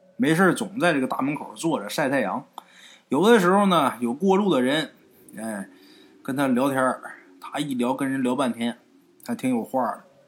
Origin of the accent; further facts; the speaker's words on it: rural Northeast China, China; 我们家东院儿，就在我们老家啊，东北农村老家东院儿